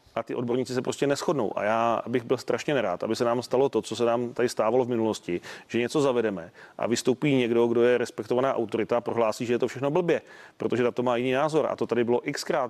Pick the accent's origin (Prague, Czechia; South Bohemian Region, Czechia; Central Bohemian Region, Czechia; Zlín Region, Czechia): Central Bohemian Region, Czechia; Mladá Boleslav; já jsem z Mladé Boleslavi